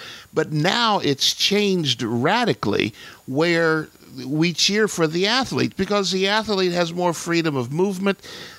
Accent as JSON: {"language": "English", "region": "New York", "country": "United States", "said": "Being a New Yorker, the Yankees are top of mind."}